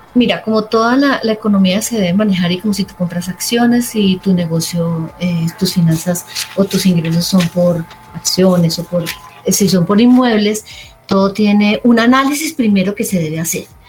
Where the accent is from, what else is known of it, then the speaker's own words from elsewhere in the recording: Armenia, Quindío, Colombia; soy de Armenia